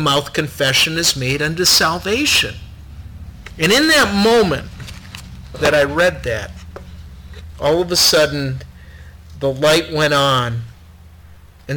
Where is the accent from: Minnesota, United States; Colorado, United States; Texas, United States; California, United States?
Minnesota, United States; I grew up here in Minnesota